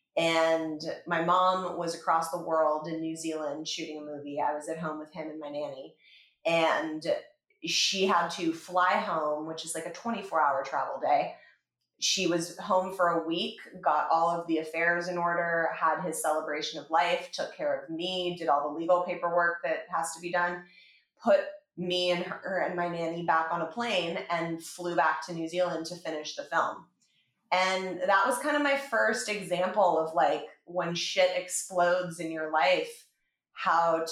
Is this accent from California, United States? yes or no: yes; Los Angeles, California, United States; I grew up in Los Angeles with my mom and my dad.